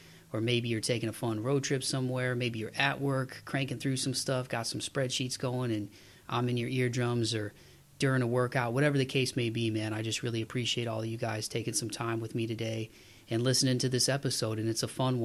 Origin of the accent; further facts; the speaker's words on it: Midwest, United States; Growing up in the Midwest